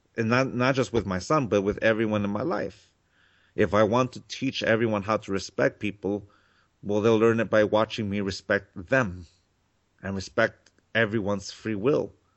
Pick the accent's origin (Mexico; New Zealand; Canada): Mexico; now in California, United States; I grew up in Mexico.